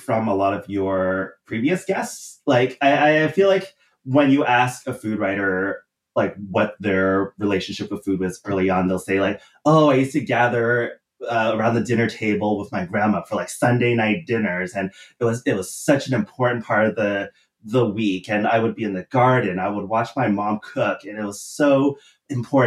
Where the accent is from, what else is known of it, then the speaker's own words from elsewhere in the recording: Canada; I did eat Kraft mac and cheese growing up